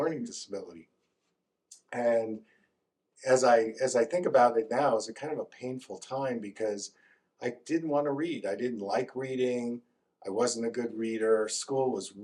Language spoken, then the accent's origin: English; Northeast, United States; moved away; I grew up in the Northeast